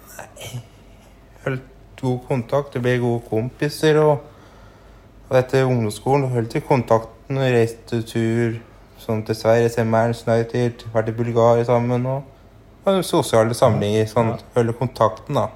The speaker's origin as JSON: {"language": "Norwegian", "town": "Gjøvik", "region": "Innlandet", "country": "Norway", "tie": "born or raised there", "also_born_or_lived": "Hunndalen", "lives_now": "Raufoss, Norway", "said": "Jeg er oppvokst nede ved Mustadroa, da. Nede ved Mustaden der. Ja. Og så jeg bodde, gikk på barneskolen på Gjøvik, og så etter hvert flytta vi til Hunndalen"}